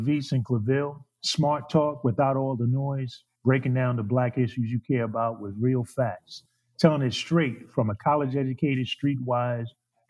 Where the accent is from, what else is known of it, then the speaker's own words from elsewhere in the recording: New York, United States; especially me being a New Yorker and growing up and being very, very familiar with Trump and his shenanigans over the years